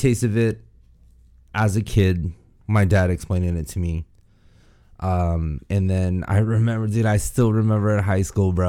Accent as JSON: {"language": "English", "country": "United States", "tie": "born or raised there", "also_born_or_lived": "Guam", "said": "I was born and raised out here in the States, man"}